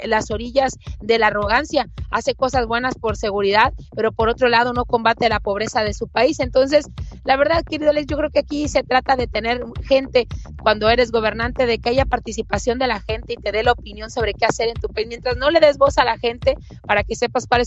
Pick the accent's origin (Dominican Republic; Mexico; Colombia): Mexico; creo que en el lapso de vida que me ha tocado vivir en mi país ya me tocó un presidente de cuarenta y tantos como es Peña Nieto, ya me tocó un presidente de sesenta y tantos como Vicente Fox